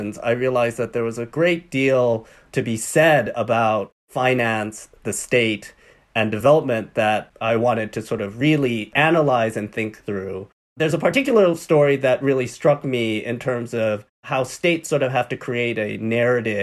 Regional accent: Hong Kong; I grew up in Hong Kong

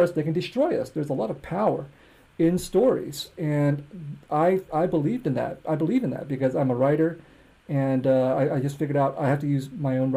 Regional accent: United States; also born or lived in Harrisburg, Pennsylvania; I'm an American. I grew up here. I speak English

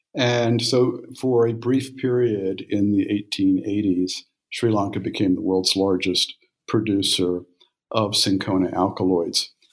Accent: Memphis, Tennessee, United States; also born or lived in India; I was born in Memphis, Tennessee, in 1952

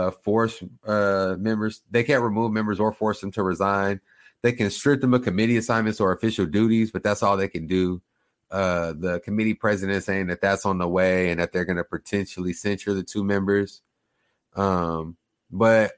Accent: Oklahoma, United States; I grew up in Oklahoma

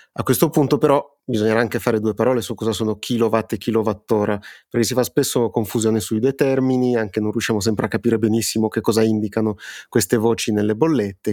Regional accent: Piedmont, Italy; siamo piemontesi entrambi

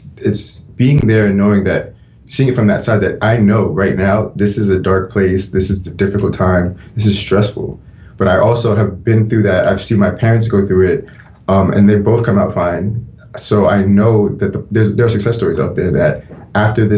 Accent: Rockland County, New York, United States; also born or lived in Pennsylvania; I love growing up in New York. I love being from New York. I love Rockland

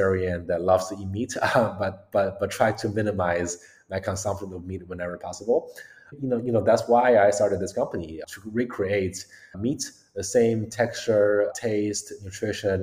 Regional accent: Beijing, China; moved away as an adult; also born or lived in United States; I grew up in China, Beijing, and actually moved to the US around 11 years ago

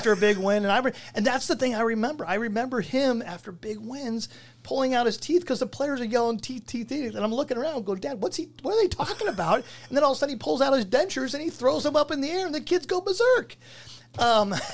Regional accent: Placentia, California, United States; moved away as an adult; I grew up in Placentia

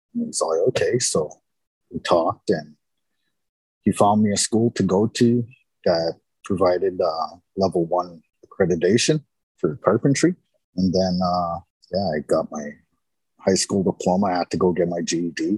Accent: Winnipeg, Manitoba, Canada; I was kind of born and raised in Winnipeg

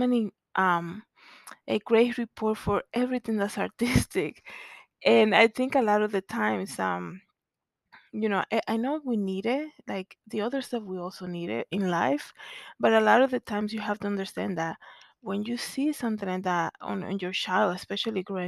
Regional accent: Santo Domingo, Distrito Nacional, Dominican Republic; moved away; growing up in Zona Colonial

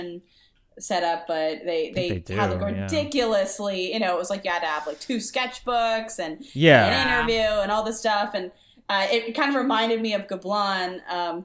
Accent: Maryland, United States; moved away as an adult; I'm from the East Coast, I grew up in Maryland

